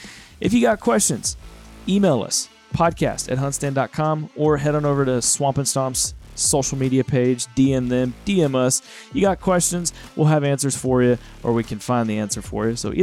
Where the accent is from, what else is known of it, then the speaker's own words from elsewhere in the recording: Texas, United States; Dude, I'm from Texas